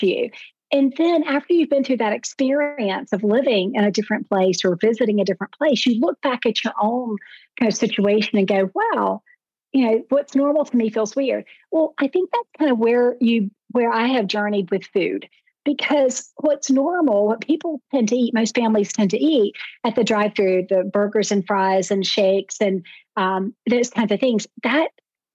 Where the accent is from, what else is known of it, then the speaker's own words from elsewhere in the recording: the South, United States; I'm from the South